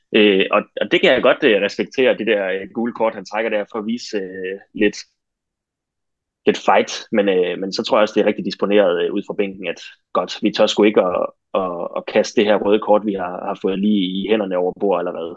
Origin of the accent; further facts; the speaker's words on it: Denmark; som danskere